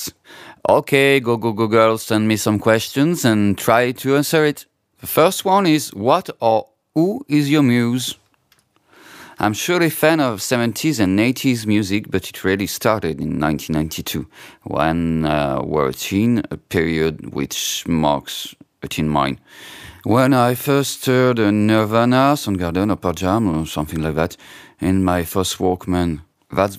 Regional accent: France; English is a second language; also born or lived in Paris, France; a French girl like me

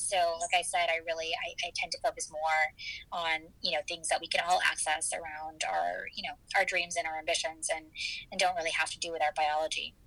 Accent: Michigan, United States; moved away as an adult; also born or lived in Chicago, Illinois / New York City / East Coast; now in Houston, United States; I was born in Chicago, so I'm originally a Midwesterner, um, and I grew up in Michigan

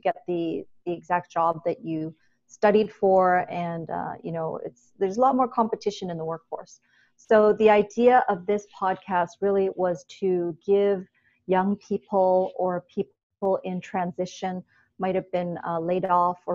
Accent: Toronto, Ontario, Canada; moved away as an adult; also born or lived in Hong Kong; I grew up in Toronto

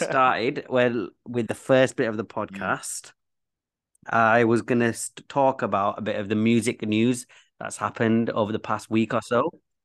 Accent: Leeds, Yorkshire and the Humber, United Kingdom; accent: Bradford; I'm from Leeds

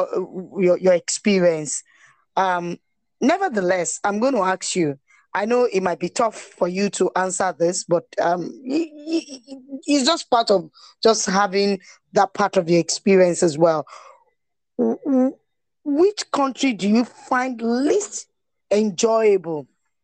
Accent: Nigeria; as a Nigerian, even with your Nigerian passport, you will not be harassed.

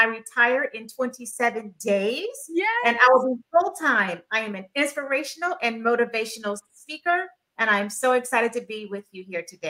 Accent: Fayetteville, North Carolina, United States; I'm originally from Fayetteville, North Carolina. I'm a U.S. Army veteran

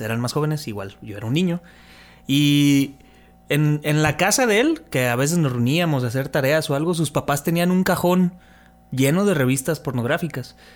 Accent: Mexico City, Mexico; now in Tepic, Mexico; mi infancia fue en Ciudad de México. Ya cuando yo llegué aquí a Tepic, ya fue diferente

